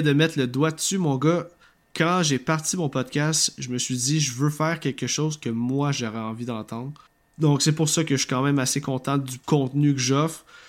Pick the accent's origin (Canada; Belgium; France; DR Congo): Canada; Quebec; accent: Québécois; si vous avez de la misère avec mon accent, cher auditeur, je, comprends totalement, mais je suis, je suis désolé, hein, on, on parle comme ça au Québec.